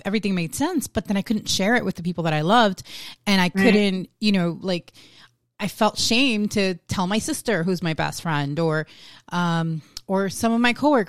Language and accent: English; New York, United States; moved away; I grew up in New York